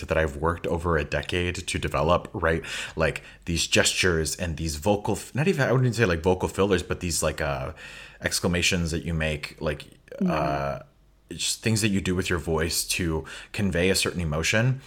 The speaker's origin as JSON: {"language": "English", "town": "Chicago", "region": "Illinois", "country": "United States", "tie": "born or raised there", "also_born_or_lived": "Boston", "moved": "as an adult", "lives_now": "Finland", "said": "growing up in Chicago"}